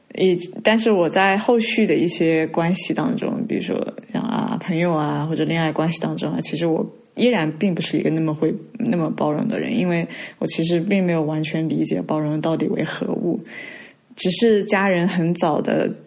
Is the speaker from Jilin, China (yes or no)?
no; Hangzhou, Zhejiang, China; moved away; also born or lived in Hong Kong; 本身小的时候，呃，在杭州这边，就是我们在寄宿学校，然后我跟朋友住在一起吧，在学校里面